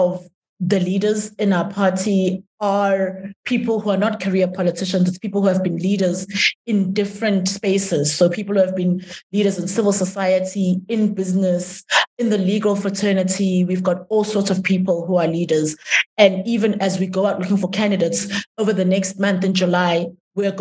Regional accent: South Africa; I'm a South African, I'm a citizen

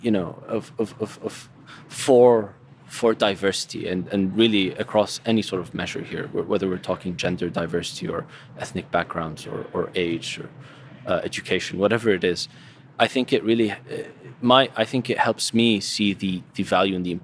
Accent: Syria; moved away; I'm from Syria

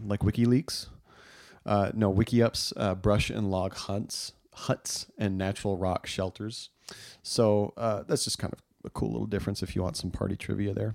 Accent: Southwest, United States; I grew up in the Southwest

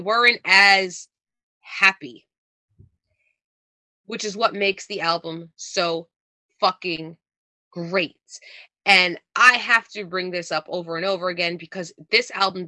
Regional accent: New Jersey, United States; accent: Jersey; I try to sound as un-Jersey as I can sometimes for podcasts

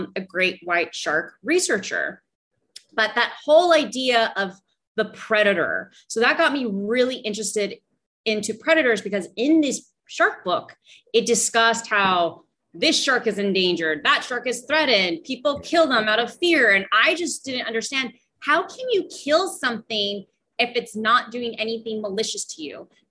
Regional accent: Los Angeles, California, United States; moved away as an adult; now in Belize; I'm originally from Los Angeles, California

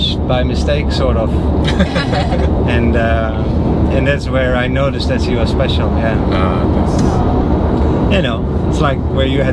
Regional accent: Netherlands; moved away; also born or lived in Haiti; I'm from the Netherlands

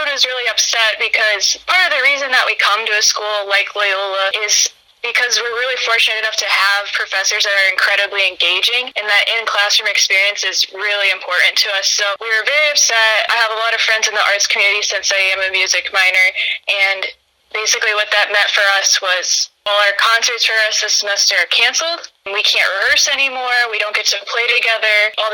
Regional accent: United States; moved away as an adult; also born or lived in Chicago; I grew up in Putnam County.

